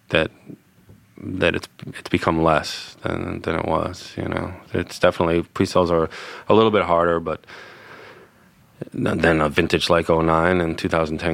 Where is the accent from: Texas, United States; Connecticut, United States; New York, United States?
New York, United States; New York City; I grew up on in Stuyvesant Town, and now I have kids that are going to own property in Alsace